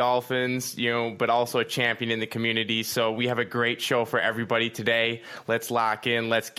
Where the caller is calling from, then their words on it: Norway; Calling in from Norway.